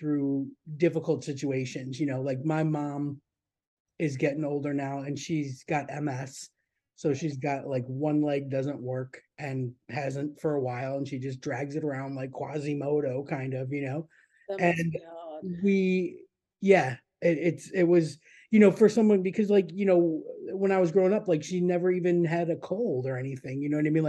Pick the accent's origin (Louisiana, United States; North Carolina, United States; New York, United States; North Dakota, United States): New York, United States; Buffalo; I grew up in Buffalo, but not the real New York.